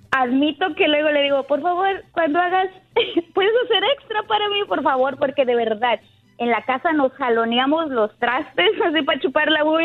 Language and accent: Spanish; Mexico; yo que soy mexicana